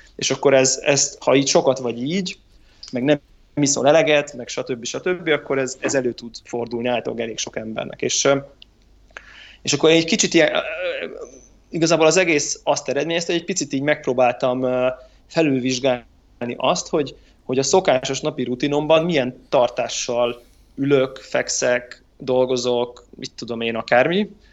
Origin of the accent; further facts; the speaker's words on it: Hungary